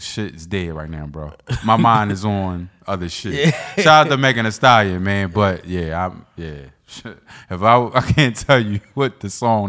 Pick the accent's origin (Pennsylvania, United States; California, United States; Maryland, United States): Pennsylvania, United States; Philadelphia; I'm from Philly.